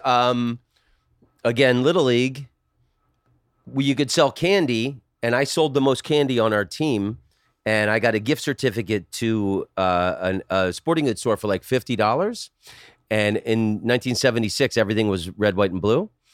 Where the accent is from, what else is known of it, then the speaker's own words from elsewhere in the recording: Oviedo, Florida, United States; Oviedo was a small citrus farming village when I grew up there.